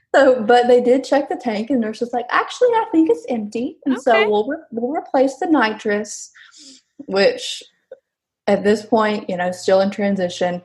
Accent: Alabama, United States; I'm from Alabama

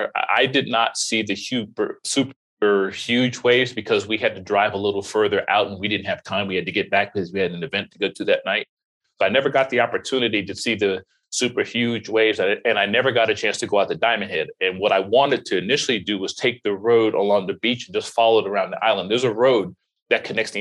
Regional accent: Florida, United States; I grew up in Florida.

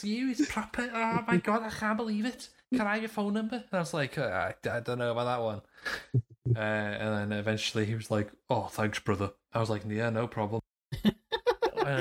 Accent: Wales, United Kingdom; accent: Welsh; I was trying to like not sound as Welsh as I am

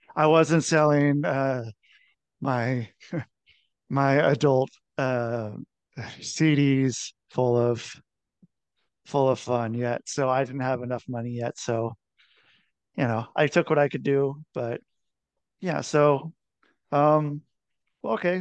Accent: Cincinnati, Ohio, United States; moved away; also born or lived in Minneapolis; I was born in Cincinnati

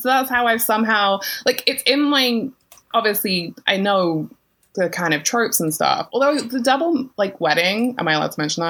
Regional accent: United Kingdom; being British

